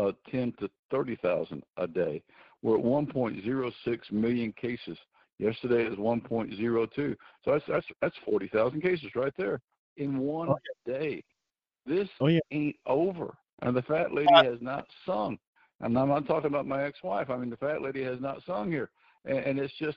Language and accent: English; Kentucky, United States; Here in my home state here of Kentucky